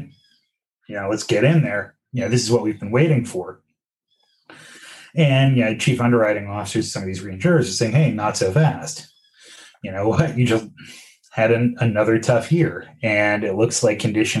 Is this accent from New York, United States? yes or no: yes; New York, United States; as a New Yorker